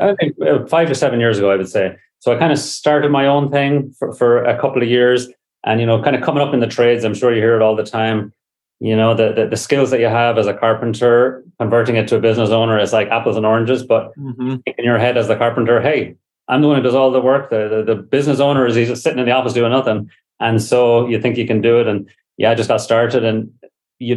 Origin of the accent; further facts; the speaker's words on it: Ireland; moved away as an adult; now in San Francisco, United States; I was brought up in Ireland, came over here on a summer visa